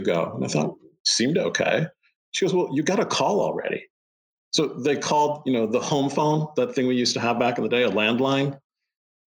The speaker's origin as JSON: {"language": "English", "town": "Chicago", "region": "Illinois", "country": "United States", "tie": "born or raised there", "also_born_or_lived": "Salt Lake City, Utah", "moved": "yes", "lives_now": "Phoenix, United States", "said": "I grew up in the Chicagoland area"}